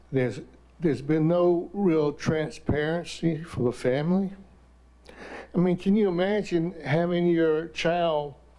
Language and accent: English; the South, United States; growing up in the South